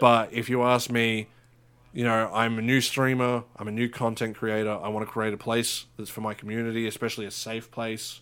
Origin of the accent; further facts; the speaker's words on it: Australia; we're Australian